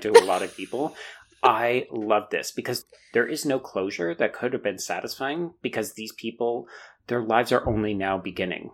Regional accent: Canada; as a Canadian

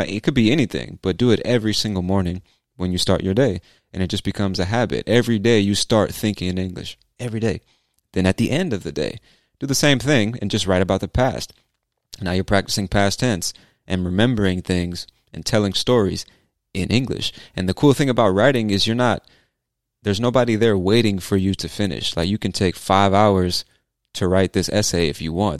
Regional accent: San Diego, California, United States; accent: Southern California; now in Atlanta, United States; My accent is, I think, like a typical California accent, a Southern California accent.

